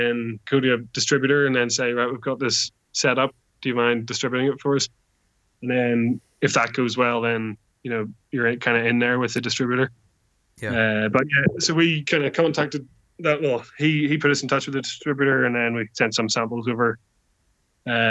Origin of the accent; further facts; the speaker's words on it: Northern Ireland, United Kingdom; for us as Northern Irish brewers